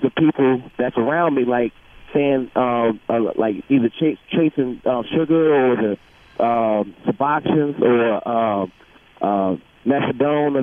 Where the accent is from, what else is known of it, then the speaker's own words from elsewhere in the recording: Georgia, United States; now in New Jersey, United States; I'm from Georgia